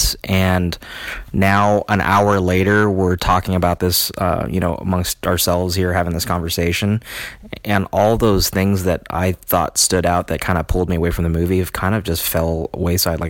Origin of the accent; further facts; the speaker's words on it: United States; me as an American